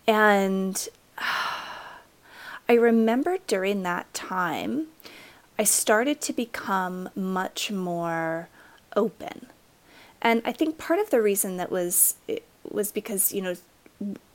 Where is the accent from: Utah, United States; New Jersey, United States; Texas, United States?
Utah, United States; I was raised in Utah, in a very conservative area